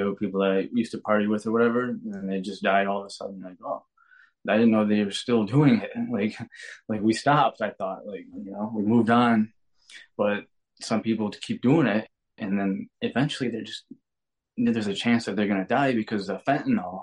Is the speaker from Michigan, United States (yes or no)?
yes; Detroit, Michigan, United States; I'm from Michigan, Detroit area